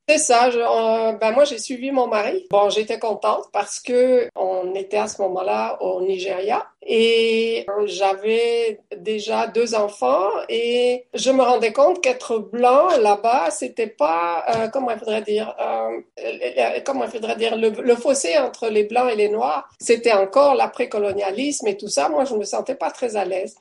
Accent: Valais, Switzerland; moved away as an adult; also born or lived in Fribourg / Africa / Toronto; now in Canada; je viens du Valais

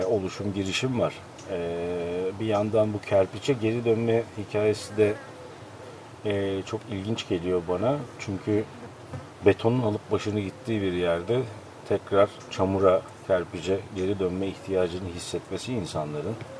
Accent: İzmir, Turkey; Tabii ben orada büyüdüm. O suların içinde büyüdüm.

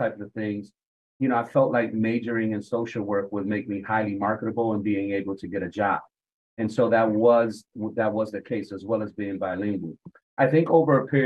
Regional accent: Hartford, Connecticut, United States; I had a very unique experience growing up in Hartford

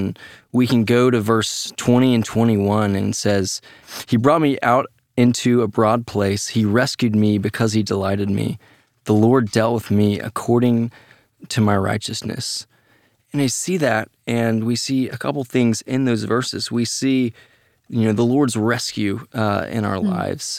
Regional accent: Dallas, Texas, United States; So I grew up here in Dallas and, had two faithful parents that really taught me God's word.

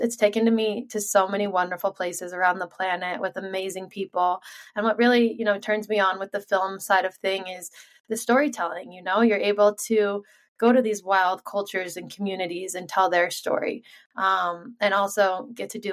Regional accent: Sun Valley, Idaho, United States; I was born and raised here in Sun Valley, Idaho, and was on skis at the age of 2

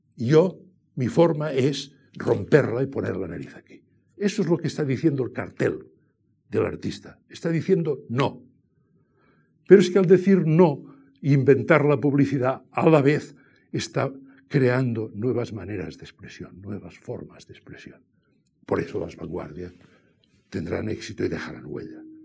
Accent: Catalonia, Spain; yo soy catalán

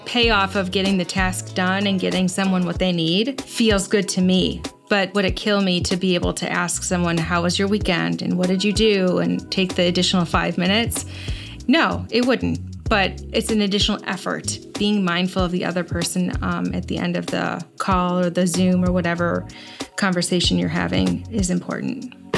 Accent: United States; me being an American

